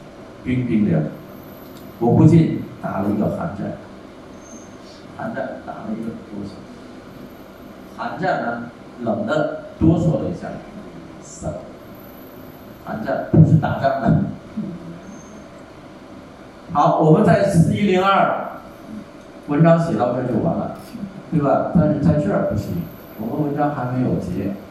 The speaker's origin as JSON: {"language": "Chinese", "country": "Thailand", "second_language": "Chinese", "said": "那你要看雨的话，那不如在我们泰国看。泰国雨季的时候，一天好几场，对不对？"}